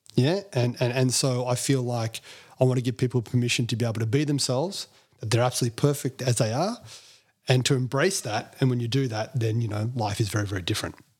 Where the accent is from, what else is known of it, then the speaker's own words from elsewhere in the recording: Melbourne, Victoria, Australia; being Indian, um, you know, in, in, in Melbourne at that time, I think it was only two Indian kids in the whole primary school